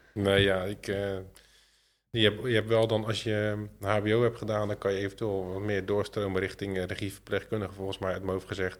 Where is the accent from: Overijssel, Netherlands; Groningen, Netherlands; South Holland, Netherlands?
South Holland, Netherlands; Zwijndrecht; ik kom uit Zwijndrecht